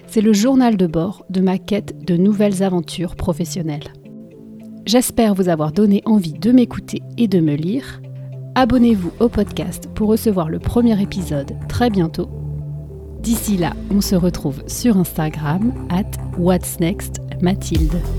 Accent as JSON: {"language": "French", "country": "France", "lives_now": "Boston, United States", "said": "je suis française et je vis à Boston, aux États-Unis, depuis plus de 10 ans."}